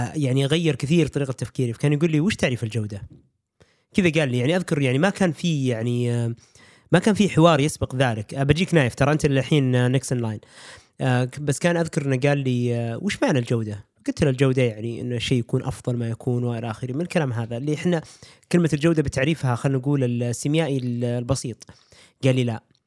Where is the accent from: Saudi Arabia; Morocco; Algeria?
Saudi Arabia; في السعوديه ما عندنا